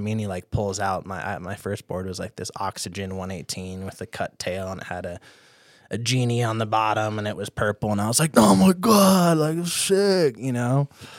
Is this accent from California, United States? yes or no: no; Duluth, Minnesota, United States; So I grew up in Duluth, Minnesota.